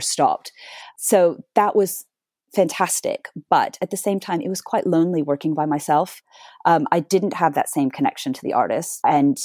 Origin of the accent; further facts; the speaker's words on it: Dallas, Texas, United States; moved away as an adult; now in London, United Kingdom; a girl growing up in Dallas, Texas